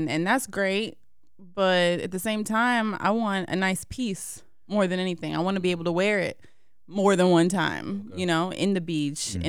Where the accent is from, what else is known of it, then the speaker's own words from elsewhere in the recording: Marietta, Georgia, United States; also born or lived in Brooklyn, New York; I grew up in Marietta, Georgia.